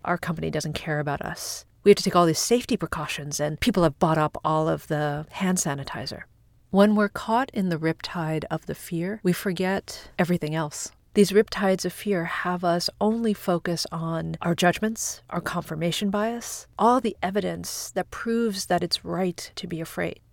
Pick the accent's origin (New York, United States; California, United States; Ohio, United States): New York, United States; Long Island; I grew up on Long Island